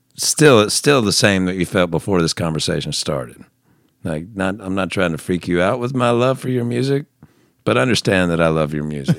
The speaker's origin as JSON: {"language": "English", "region": "the South", "country": "United States", "tie": "born or raised there", "said": "I grew up in the South"}